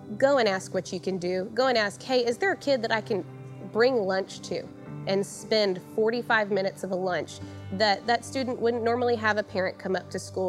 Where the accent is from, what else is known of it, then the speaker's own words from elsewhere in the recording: Santa Fe, Texas, United States; I was born and raised here in Santa Fe, and I went to school K through senior year here.